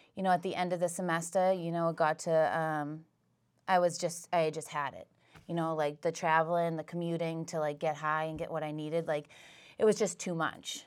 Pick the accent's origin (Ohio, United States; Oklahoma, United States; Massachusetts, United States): Massachusetts, United States; Whitman; I grew up in Whitman